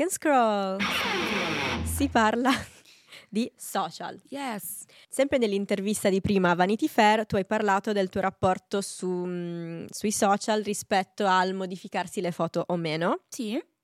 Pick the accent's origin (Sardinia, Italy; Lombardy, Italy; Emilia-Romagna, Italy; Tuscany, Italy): Sardinia, Italy; province of Cagliari; io sono sarda